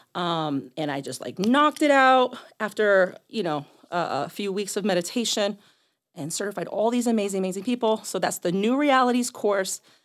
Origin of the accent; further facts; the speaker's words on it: Boston, Massachusetts, United States; also born or lived in Miami / New York City; now in Chicago, United States; I grew up in Boston.